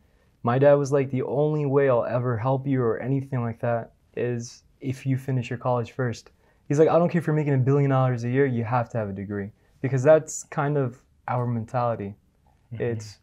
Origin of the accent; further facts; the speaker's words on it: New Jersey, United States; moved away as an adult; now in Dubai, United Arab Emirates; born and raised in New Jersey.